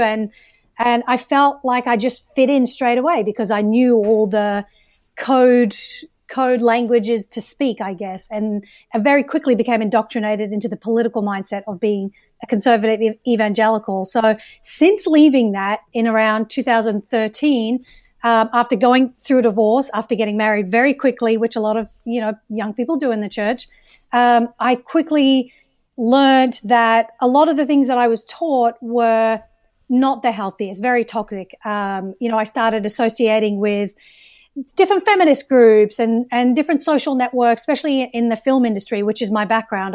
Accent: Australia; moved away as an adult; also born or lived in United Kingdom; now in United States; I was born in the U K, raised in Australia, where I would consider myself Australian for conversation's sake

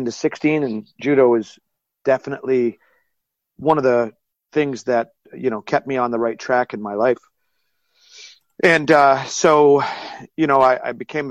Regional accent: Coventry, Rhode Island, United States; I was born in Coventry, Rhode Island, and that's where my judo club is

